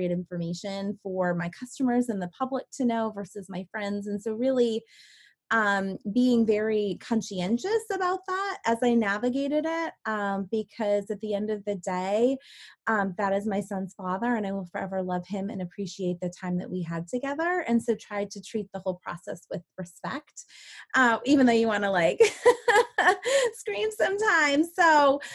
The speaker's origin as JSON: {"language": "English", "region": "Maine", "country": "United States", "tie": "born or raised there", "moved": "as an adult", "said": "move back to my hometown and to help run Maine's first seed accelerator"}